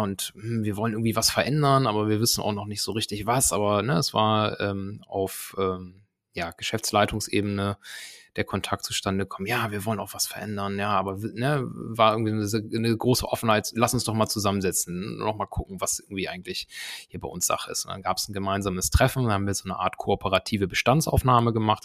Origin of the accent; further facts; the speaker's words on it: Germany; ich komme hier selbst aus der Gegend, ne, aus dem Bremer Umland